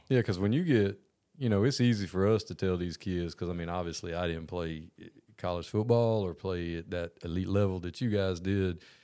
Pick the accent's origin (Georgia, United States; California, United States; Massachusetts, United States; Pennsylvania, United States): Georgia, United States; I'm a Georgia kid from Georgia.